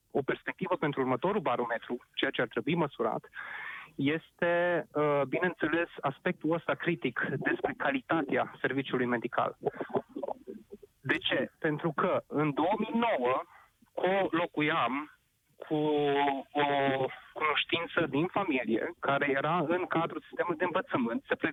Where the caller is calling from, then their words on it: Arad, Arad County, Romania; Vă sunt din Arad